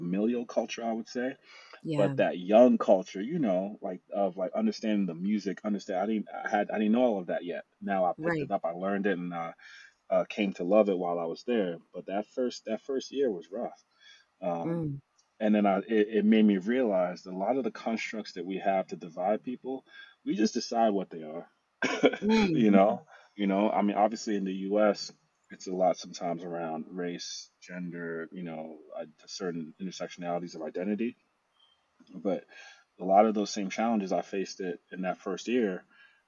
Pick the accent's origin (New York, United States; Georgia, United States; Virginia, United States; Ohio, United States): New York, United States; New York City; moved away as an adult; also born or lived in Lagos, Nigeria / San Francisco Bay Area; now in Pittsburgh, United States; I was raised in New York, so I grew up in New York.